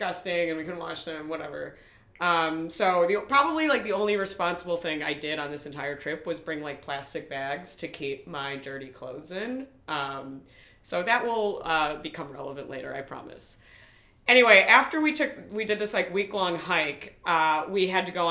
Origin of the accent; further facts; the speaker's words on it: Highland Park, Illinois, United States; I'm from Highland Park